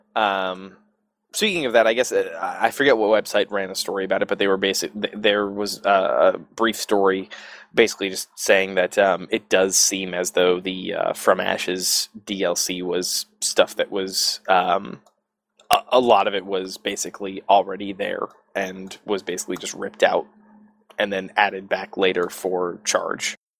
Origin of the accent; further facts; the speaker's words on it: Southern California, United States; I grew up in Southern Cal